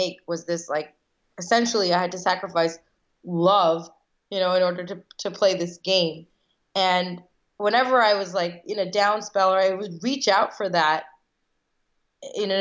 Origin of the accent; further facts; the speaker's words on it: United States; I was born here in the States. I'm one of five girls, and all of us were born here, but one of my sisters, Shikha. So I'm first generation American